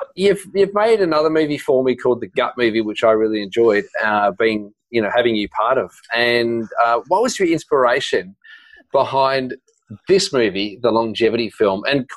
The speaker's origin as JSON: {"language": "English", "country": "New Zealand", "said": "Kiwi. Notorious. Kiwi, you know, I sound very Australian."}